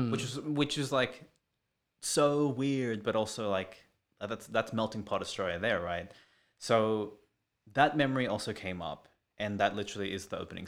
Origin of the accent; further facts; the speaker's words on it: Philippines; Fucking hate being Filipino.